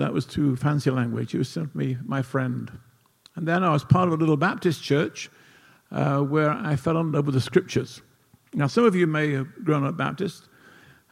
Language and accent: English; Nottingham, East Midlands, United Kingdom; moved away; I did not grow up in Pittsburgh. I grew up in England in a town called Nottingham.